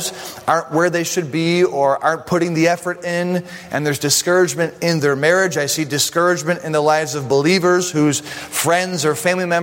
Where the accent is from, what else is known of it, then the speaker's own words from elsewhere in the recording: Buffalo, New York, United States; I'm from Buffalo